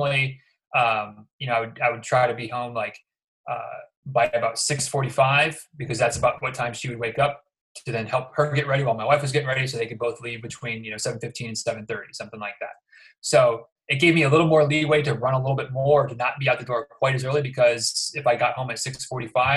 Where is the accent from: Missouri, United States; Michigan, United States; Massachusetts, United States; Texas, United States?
Michigan, United States; moved away as an adult; now in Florida, United States; I'm from Michigan originally